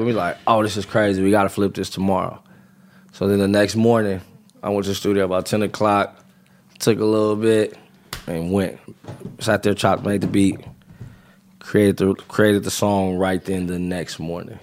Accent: California, United States; I'm from California

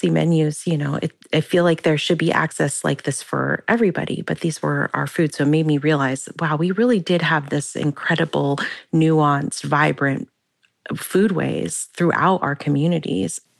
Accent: Hoopa lands along the Trinity River, Northern California, United States; I grew up on Hoopa lands along the Trinity River in Northern California, either on or very near the Hoopa Reservation.

